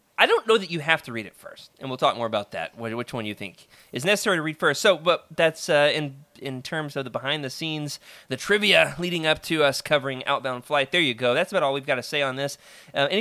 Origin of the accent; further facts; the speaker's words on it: the South, United States; as a Southerner